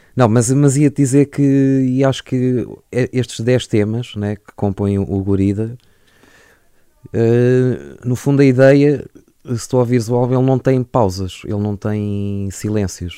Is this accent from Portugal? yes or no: yes; Lisbon, Portugal; also born or lived in Parada, Sabugal, Beira Alta; eu nasci em Lisboa e cresci uh, entre Lisboa e uh, uma, uma aldeia na Beira Alta que se chama Parada do Coa, Conselho de Sabugal